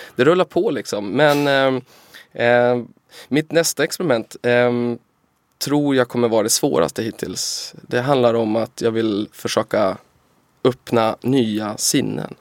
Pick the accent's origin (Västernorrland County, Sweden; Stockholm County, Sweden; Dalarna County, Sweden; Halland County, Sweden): Västernorrland County, Sweden; Timrå; Timrå var när jag växte upp Sveriges tredje fattigaste kommun